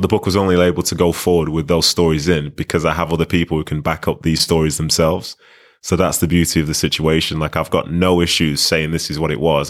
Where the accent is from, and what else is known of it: Manchester, North West England, United Kingdom; born or raised there; also born or lived in Nigeria